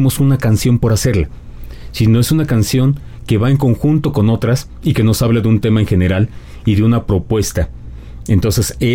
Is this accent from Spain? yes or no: no; Mexico; now in Mexico City, Mexico